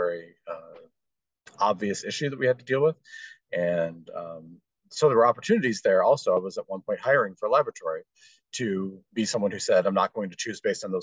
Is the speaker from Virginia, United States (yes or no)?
no; Dayton, Ohio, United States; I was born in Dayton, Ohio, lived there for quite a long time.